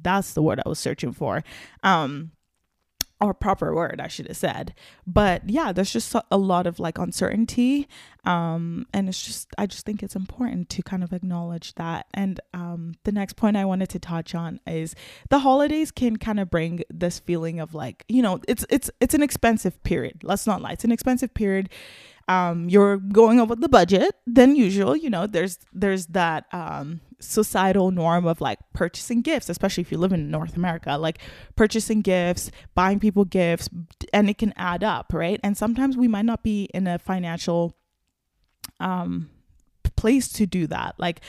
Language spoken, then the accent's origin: English; Nigeria; now in Canada; I'm Nigerian, and I lived a little bit of my life in Nigeria, and it's just like a way totally different experience, Christmas there versus here.